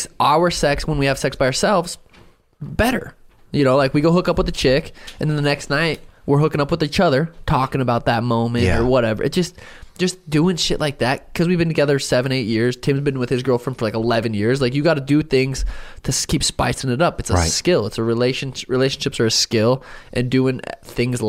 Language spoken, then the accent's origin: English; Helena, Montana, United States; I grew up in Helena, Montana